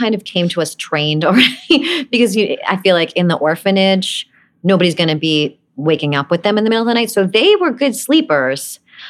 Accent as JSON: {"language": "English", "region": "New York", "country": "United States", "tie": "born or raised there", "said": "I didn't really fit in Brooklyn. I always felt like I didn't belong there. So I kind of made up my own accent by watching Beverly Hills 90210 probably."}